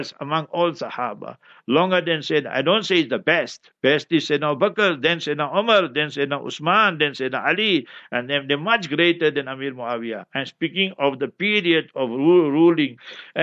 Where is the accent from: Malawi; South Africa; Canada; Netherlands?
South Africa; I didn't come from here nearby, I'm from South Africa